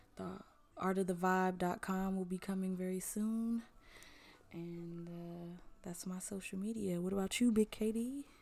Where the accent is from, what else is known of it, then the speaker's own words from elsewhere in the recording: Cleveland, Ohio, United States; that's my hometown